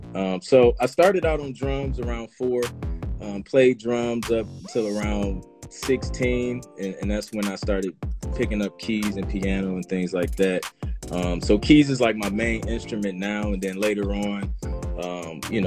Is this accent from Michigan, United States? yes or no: no; Toledo, Ohio, United States; moved away as an adult; also born or lived in Columbus, Ohio; now in Atlanta, United States; Grew up in Ohio, born and raised in Toledo